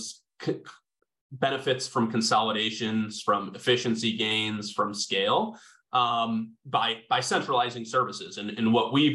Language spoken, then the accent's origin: English; Chicago suburbs, Illinois, United States; I grew up not too far away.